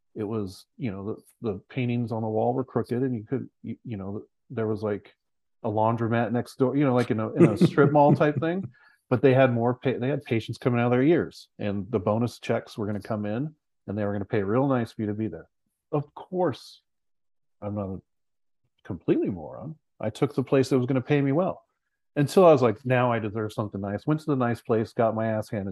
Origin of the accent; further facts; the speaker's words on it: San Luis Obispo, California, United States; moved away; I'm from San Luis Obispo, California